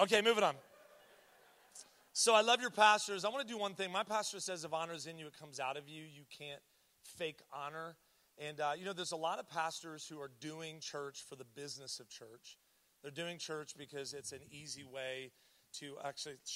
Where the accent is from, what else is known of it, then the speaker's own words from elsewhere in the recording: Columbus, Ohio, United States; I was born here in Columbus